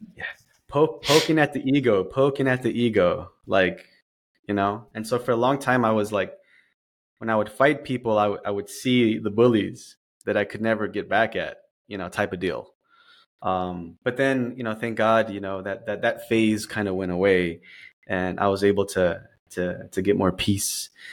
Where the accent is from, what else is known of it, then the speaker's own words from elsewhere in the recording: Dallas, Texas, United States; moved away as an adult; now in San Diego, United States; I was born in Dallas, Texas. Um, I'm a transplant to the downtown San Diego area. So I've been here for about, uh, about five years now.